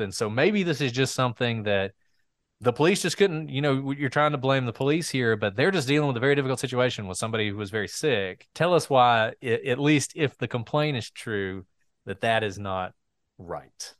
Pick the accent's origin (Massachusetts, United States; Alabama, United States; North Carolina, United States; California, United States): Alabama, United States; Walker County; I'm from Walker County